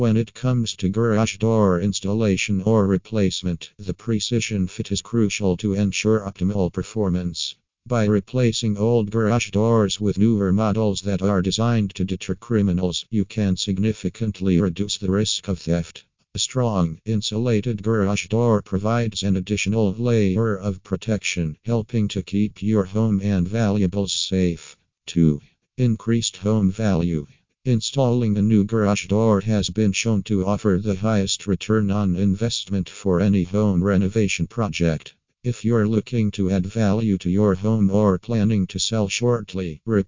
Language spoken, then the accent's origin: English; Maryland, United States; from Maryland and USA.